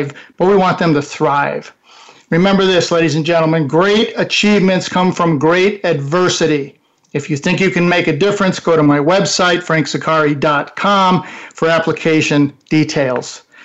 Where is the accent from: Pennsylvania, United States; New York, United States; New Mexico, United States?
New York, United States; I'm a New Yorker. I'm an Italian. I grew up in New York